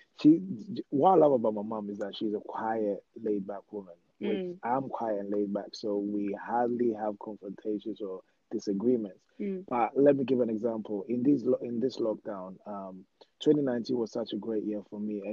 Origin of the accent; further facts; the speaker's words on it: Ghana; also born or lived in Peckham, London; now in United Kingdom; I grew up in Ghana